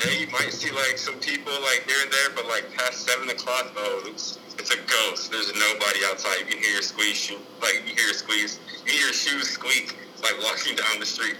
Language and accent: English; New Jersey, United States; also born or lived in Atlanta; now in New York, United States; I'm from Jersey.